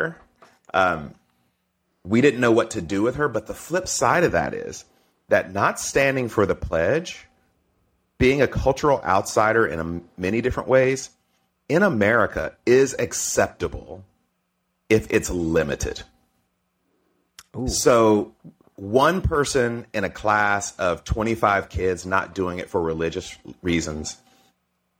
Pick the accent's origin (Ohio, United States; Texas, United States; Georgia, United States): Georgia, United States; Stone Mountain; also born or lived in Mississippi; I grew up in Mississippi and Georgia